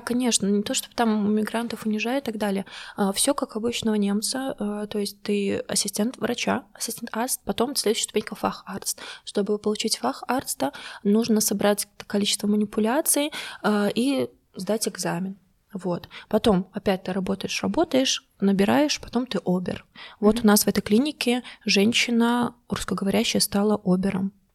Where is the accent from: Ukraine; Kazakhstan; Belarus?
Belarus; moved away as an adult; now in Germany; я рассказывала про Беларусь